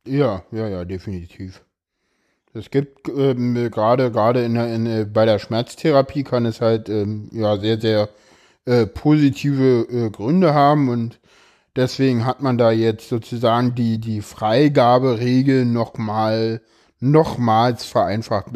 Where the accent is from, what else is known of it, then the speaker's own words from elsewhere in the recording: Berlin, Germany; komme ich da zu sehr aus Köpenick